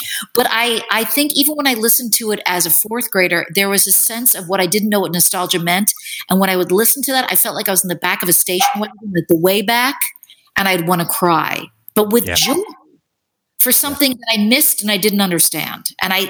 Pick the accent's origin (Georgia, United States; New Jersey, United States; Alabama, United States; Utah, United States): New Jersey, United States; Chatham; I grew up in New Jersey, and I was in a town called Chatham, New Jersey